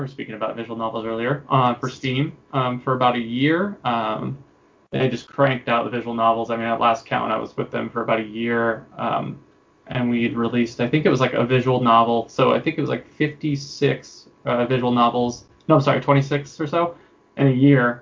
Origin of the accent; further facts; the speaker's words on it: Bay Area, California, United States; also born or lived in Sierras; I'm from the Bay Area originally in California